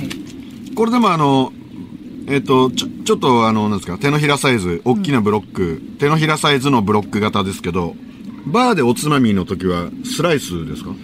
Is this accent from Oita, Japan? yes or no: no; Gunma, Japan; 僕は群馬ですから